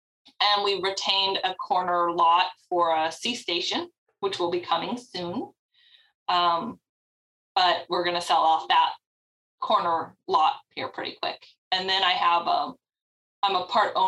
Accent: Austin, Texas, United States; I am from Austin

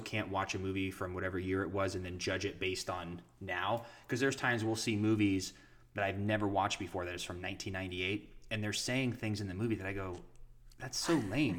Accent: Ashtabula, Ohio, United States; my hometown of Ashtabula

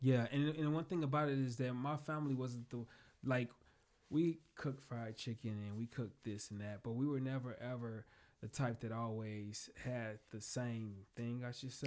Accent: Chicagoland area, Indiana, United States; also born or lived in Hammond, Indiana / Gary, Indiana / Michigan City, Indiana; now in South Bend, United States; I was born actually in um, Hammond, Indiana

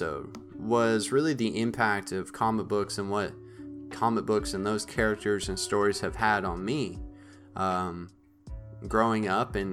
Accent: northern Maine, United States; when me and my family, we lived in northern Maine, in my small town, my hometown

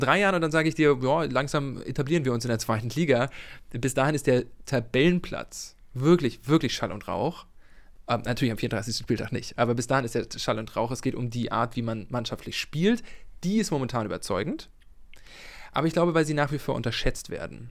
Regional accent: Mecklenburg-Vorpommern, Germany; als Mecklenburger kann ich dir nicht sagen, wo das ist

